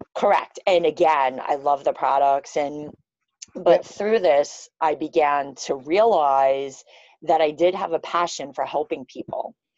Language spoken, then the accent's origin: English; New York City, New York, United States; I'm from Queens, New York